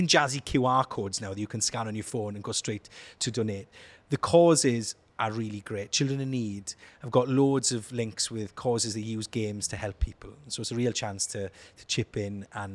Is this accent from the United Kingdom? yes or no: yes; Glanamman, Wales, United Kingdom; I'm from Glanaman in southwest Wales